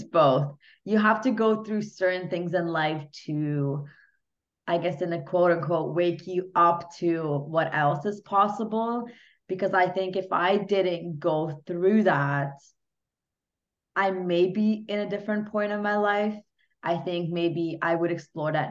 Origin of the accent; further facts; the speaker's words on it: Hungary; English is a second language; now in Canada; I'm originally from Hungary as well. So was born there, moved to Canada, you know, learned English from absolute scratch.